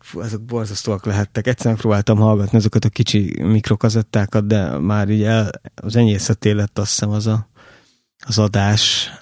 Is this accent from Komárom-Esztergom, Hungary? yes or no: yes; Oroszlány, Komárom-Esztergom, Hungary; én oroszlányban nőttem fel